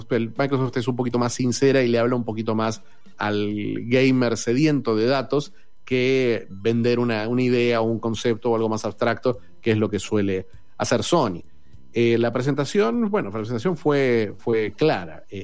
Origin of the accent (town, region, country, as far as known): Argentina